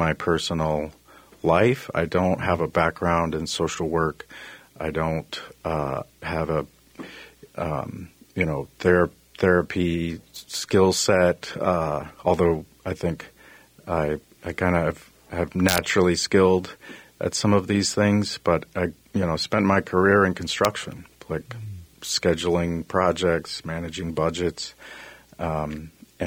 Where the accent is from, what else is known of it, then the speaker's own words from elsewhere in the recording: Texas, United States; I grew up in Texas, and I've been in construction my whole life